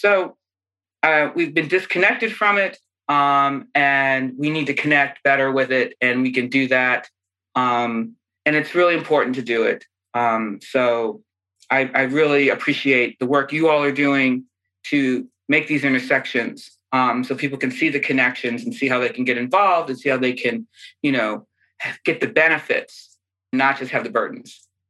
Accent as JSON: {"language": "English", "region": "Pennsylvania", "country": "United States", "tie": "born or raised there", "also_born_or_lived": "Ohio, United States / Massachusetts, United States", "said": "And I grew up in Pennsylvania and Ohio and Massachusetts."}